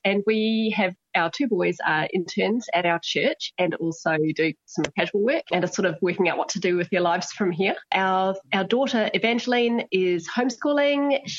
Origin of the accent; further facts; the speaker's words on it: New Zealand; born there; So I was born in New Zealand, but nobody else in the family was.